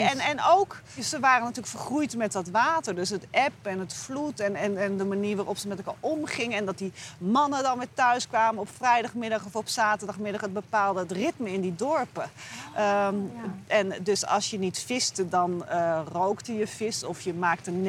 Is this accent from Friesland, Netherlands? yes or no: no; Noordoostpolder, Flevoland, Netherlands; born or raised there